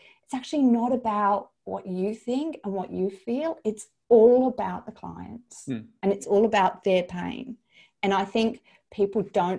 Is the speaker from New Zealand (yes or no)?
yes; New Zealand; As a New Zealander, I always think of New Zealand as kind of a part of Australia.